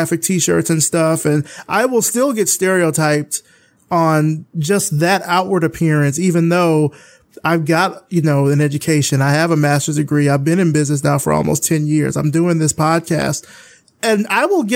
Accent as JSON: {"language": "English", "town": "Selma", "region": "Alabama", "country": "United States", "tie": "born or raised there", "moved": "as an adult", "lives_now": "Atlanta, United States", "said": "I'm from rural Alabama. I'm from Selma, Alabama"}